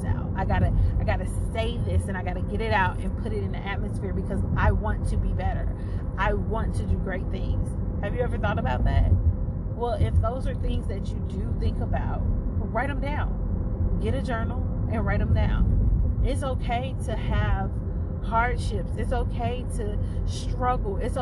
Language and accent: English; St. Louis, Missouri, United States; moved away as an adult; now in Duncan, United States; am actually from St. Louis, Missouri, and I moved to Duncan, South Carolina